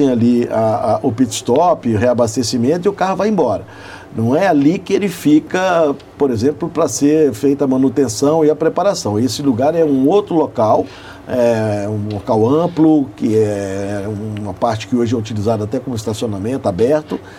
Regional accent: Belo Horizonte, Minas Gerais, Brazil; Eu, como filho né, nascido e criado em Belo Horizonte

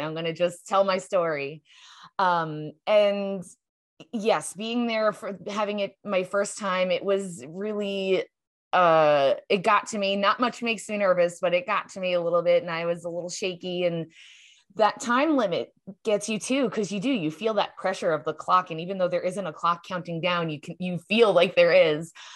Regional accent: New York, United States; now in Arizona, United States; my home state of New York

